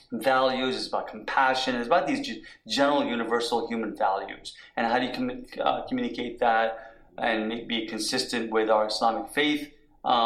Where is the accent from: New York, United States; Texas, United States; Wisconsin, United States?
New York, United States; moved away as an adult; also born or lived in Washington, D.C.; I'm a product of growing up in New York and you know, as an adult in Washington, D.C.